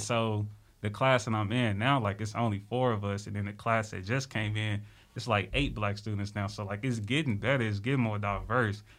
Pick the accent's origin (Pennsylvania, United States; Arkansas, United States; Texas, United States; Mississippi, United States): Arkansas, United States; Little Rock; I'm from Little Rock, Arkansas.